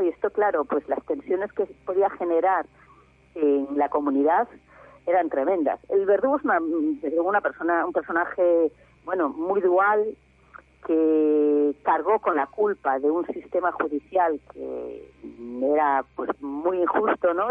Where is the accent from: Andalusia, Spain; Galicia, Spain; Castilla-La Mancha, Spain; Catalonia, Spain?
Galicia, Spain; yo soy de Galicia, aquí en Galicia